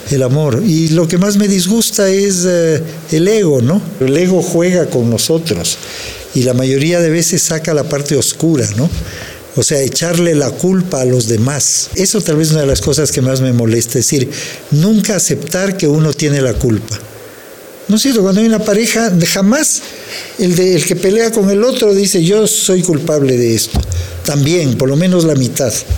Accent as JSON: {"language": "Spanish", "town": "Quito", "region": "Pichincha", "country": "Ecuador", "tie": "born or raised there", "said": "yo soy un colombiano que nació en Quito, y soy un mexicano que nació en Quito"}